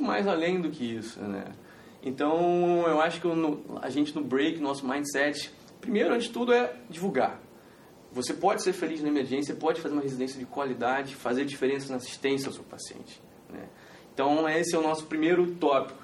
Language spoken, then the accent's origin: Portuguese; Rio de Janeiro, Brazil; moved away as an adult; now in Porto Alegre, Brazil; eu, apesar de eu me consolidar no Rio Grande do Sul, sou carioca. Eu troquei as praias cariocas pelo, pelo mate na Redenção